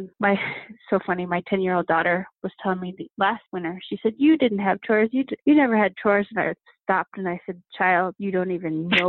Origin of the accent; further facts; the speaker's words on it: Alaska, United States; Back when I was growing up, you know, we had one single TV in the house and it was, I want to say, one channel when I was little, really little.